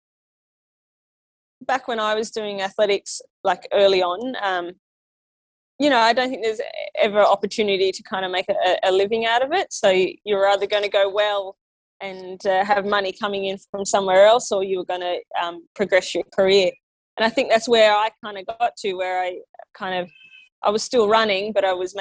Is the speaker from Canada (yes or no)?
no; Yass, New South Wales, Australia; I grew up in Yass, and it's just a really small country town